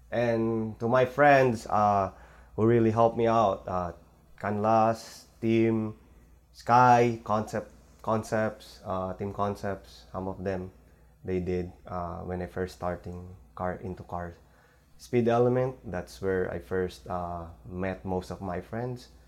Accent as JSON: {"language": "English", "region": "California", "country": "United States", "lives_now": "Los Angeles, United States", "said": "letting me go into car shows here in LA, even though we're from Bay Area."}